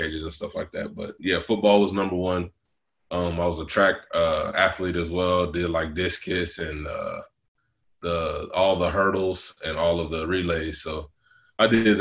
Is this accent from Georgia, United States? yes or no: no; Dallas, Texas, United States; moved away as an adult; I'm from Dallas